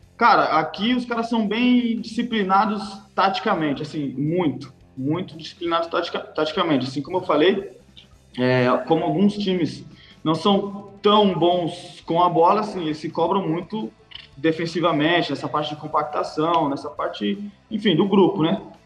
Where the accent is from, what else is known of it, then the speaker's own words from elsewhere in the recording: São Paulo, Brazil; moved away as an adult; now in Herning, Denmark; Eu sou de São Paulo, capital